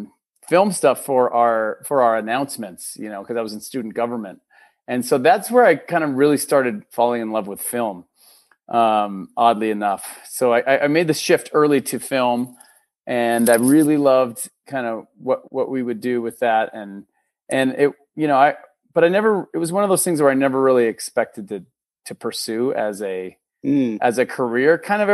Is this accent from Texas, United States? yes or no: yes; Austin, Texas, United States; born there; also born or lived in Minnesota; So I was, to go way back, I was born in Texas. My dad was teaching theater at University of Austin. Mm. So I was born in Austin, Texas, and we lived there for about first 7 years of my life.